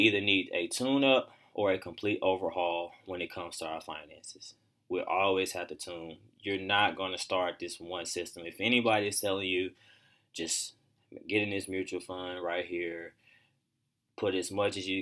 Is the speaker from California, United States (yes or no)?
no; Pine Bluff, Arkansas, United States; growing up in Pine Bluff